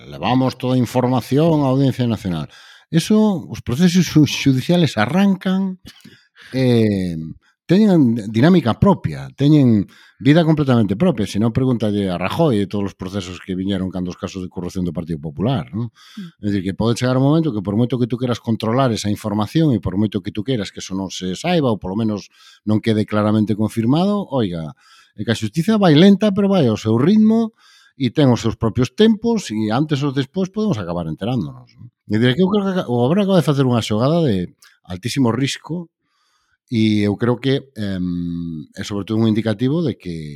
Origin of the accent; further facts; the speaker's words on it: Galicia, Spain; como galegos